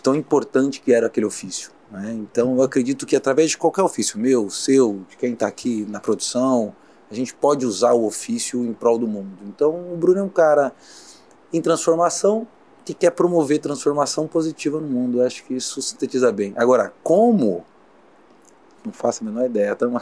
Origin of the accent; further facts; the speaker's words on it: Osasco, São Paulo, Brazil; eu vim da periferia de Osasco, né, na Grande São Paulo